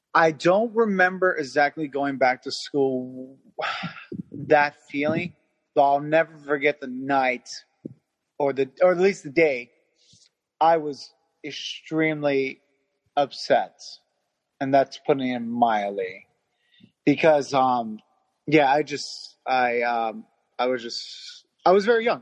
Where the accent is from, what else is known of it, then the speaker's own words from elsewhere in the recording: Hawthorne, California, United States; I'm from Hawthorne, California